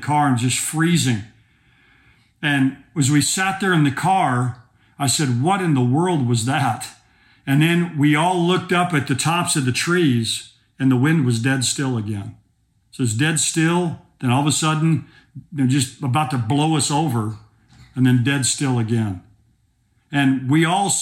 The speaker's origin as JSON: {"language": "English", "region": "Oklahoma", "country": "United States", "said": "I'm from Oklahoma"}